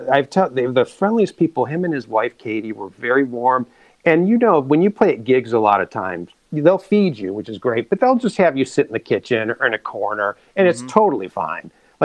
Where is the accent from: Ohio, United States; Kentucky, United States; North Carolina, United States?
Ohio, United States; Cleveland; moved away; I'm from Cleveland, Ohio.